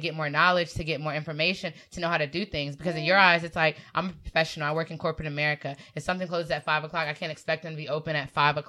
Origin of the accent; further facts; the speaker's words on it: North Carolina, United States; African-American. From North Carolina.